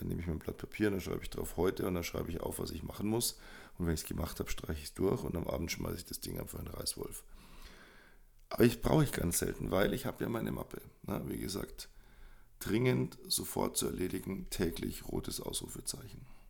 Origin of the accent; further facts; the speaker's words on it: Munich, Bavaria, Germany; Ich bin groß geworden in München